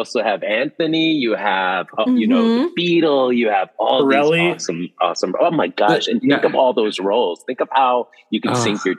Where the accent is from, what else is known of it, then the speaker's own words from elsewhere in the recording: Guatemala; moved away; I'm from Guatemala.